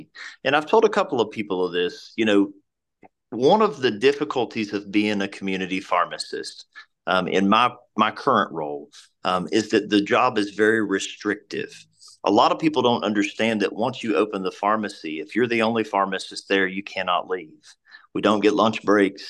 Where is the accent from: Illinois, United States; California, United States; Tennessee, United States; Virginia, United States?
Virginia, United States; Abingdon; I was born and raised in Washington County in Abingdon.